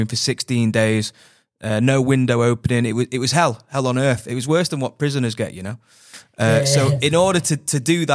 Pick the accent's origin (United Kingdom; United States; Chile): United Kingdom; England; when I was in England as well, growing up as well